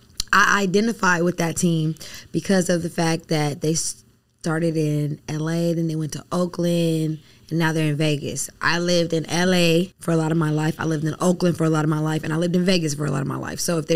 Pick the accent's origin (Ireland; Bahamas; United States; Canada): Bahamas; born there; So I was born in the Bahamas. My mom's dad's from the Bahamas. My mom's born in the Bahamas.